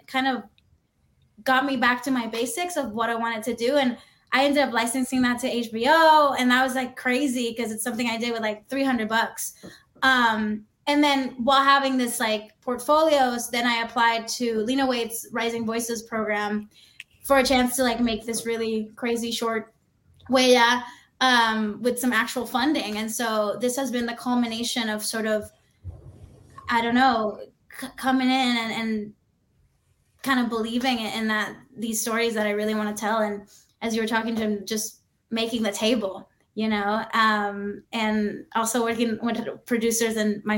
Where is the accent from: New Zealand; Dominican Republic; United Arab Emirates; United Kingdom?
Dominican Republic; moved away as an adult; now in United States; So I'm Dominican. I grew up in the Dominican Republic. And I moved to the US when I was 18.